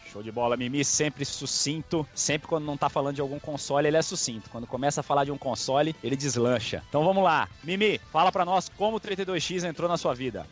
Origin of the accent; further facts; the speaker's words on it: Campo Grande, Mato Grosso do Sul, Brazil; Quando voltei pra minha cidade natal, para Campo Grande